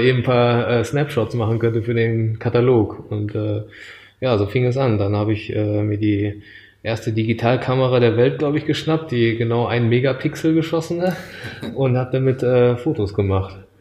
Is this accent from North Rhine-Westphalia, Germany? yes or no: yes; Düsseldorf, North Rhine-Westphalia, Germany; moved away as an adult; also born or lived in Japan; aufgewachsen bin ich in äh, Nordrhein-Westfalen, in Düsseldorf